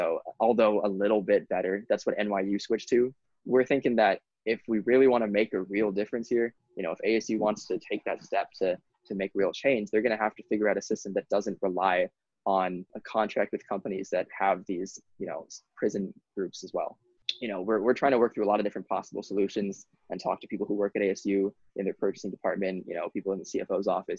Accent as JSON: {"language": "English", "town": "Honolulu", "region": "Hawaii", "country": "United States", "tie": "born or raised there", "said": "I grew up in Honolulu"}